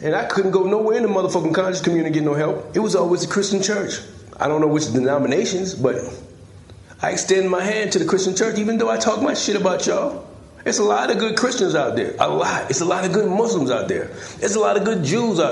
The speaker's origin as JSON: {"language": "English", "region": "South Carolina", "country": "United States", "said": "It's a place right here in America. Right here in South Carolina"}